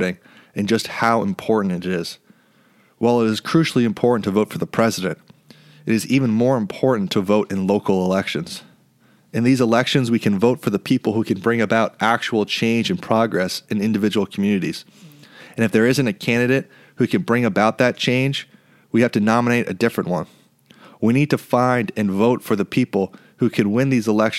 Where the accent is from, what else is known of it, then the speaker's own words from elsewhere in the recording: New York City, New York, United States; my hometown of New York